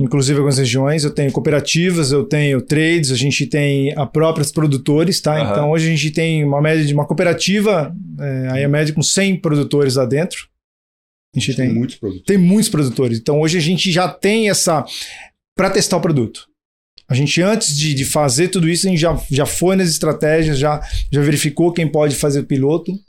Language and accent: Portuguese; São Paulo, Brazil; moved away as an adult; also born or lived in Brasília; eu sou de São Paulo, fui morar em Brasília, morei em Brasília há 10 anos